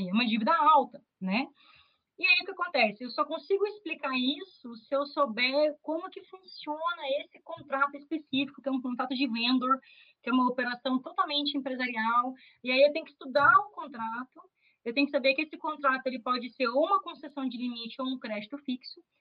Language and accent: Portuguese; Curitiba, Paraná, Brazil; Eu sou de Curitiba